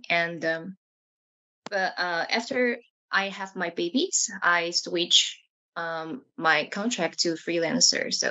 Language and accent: English; Taiwan; moved away as an adult; now in Tokyo, Japan; I'm from Taiwan as well. And I live, I currently live in Tokyo. And I moved to Tokyo like 12 years ago for my graduate school.